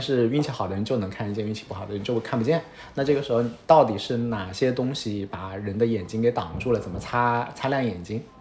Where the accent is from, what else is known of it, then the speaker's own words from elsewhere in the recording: Hunan, China; moved away; 我是湖南人，然后我上的是上海交大计算机系